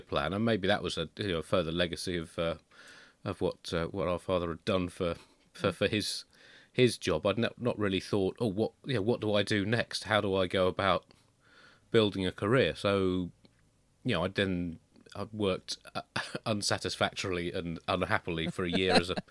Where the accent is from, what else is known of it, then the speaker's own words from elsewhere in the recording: Tunbridge Wells, South East England, United Kingdom; I grew up in Tunbridge Wells